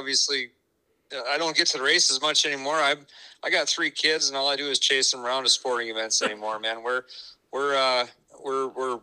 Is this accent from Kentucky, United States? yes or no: no; Sioux Falls, South Dakota, United States; I was born and raised in Sioux Falls